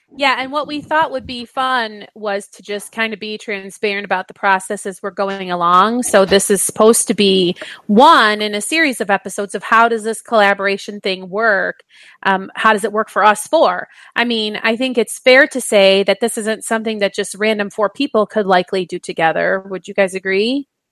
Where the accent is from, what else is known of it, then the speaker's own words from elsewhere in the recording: Michigan, United States; growing up in Michigan